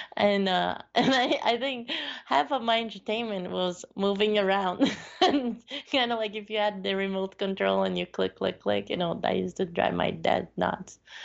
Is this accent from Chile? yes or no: yes; northern Chile, Chile; moved away; I was born in South America. Yes, and, uh, yeah, so I, I did, when I lived in northern part of Chile